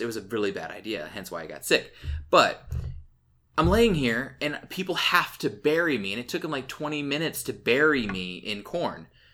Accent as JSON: {"language": "English", "region": "Illinois", "country": "United States", "tie": "born or raised there", "said": "I grew up in Illinois, and, like, I had family who, who grew corn"}